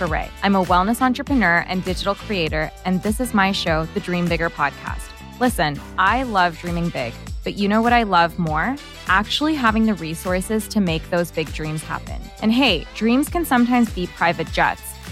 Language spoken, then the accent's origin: English; Texas, United States; growing up in Texas